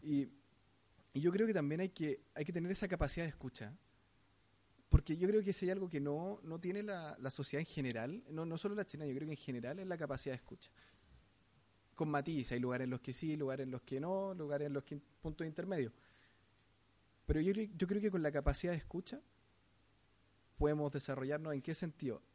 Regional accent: Chile; como sociedad chilena

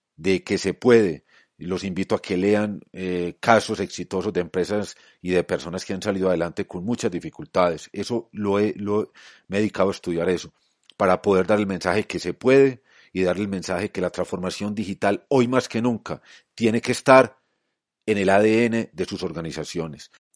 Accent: Colombia; en mi país, en Colombia

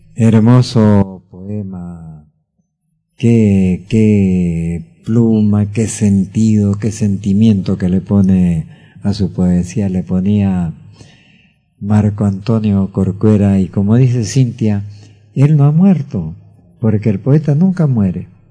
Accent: Peru; como peruano

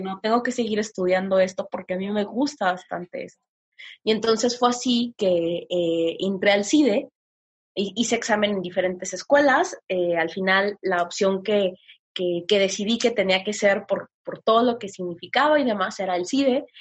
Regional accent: Tepic, Nayarit, Mexico

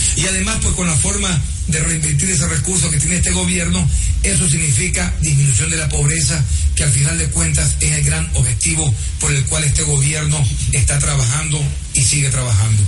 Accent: Ecuador

